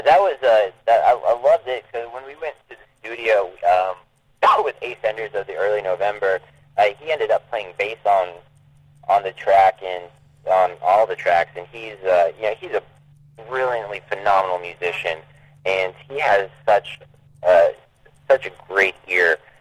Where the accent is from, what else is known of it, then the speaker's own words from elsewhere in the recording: Maine, United States; moved away as an adult; now in Texas, United States; I'm, I'm from Maine originally. I, I grew up there, um, spent 23 years of my life there, and then moved down to Texas uh, about six years